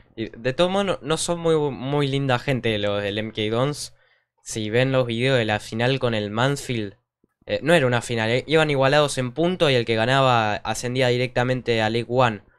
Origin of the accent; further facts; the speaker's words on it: Argentina; nosotros que somos de Argentina